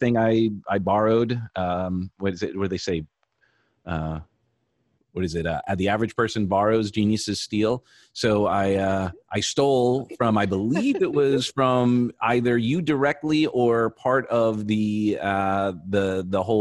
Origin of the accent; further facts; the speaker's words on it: New York, United States; moved away; I'm from New York originally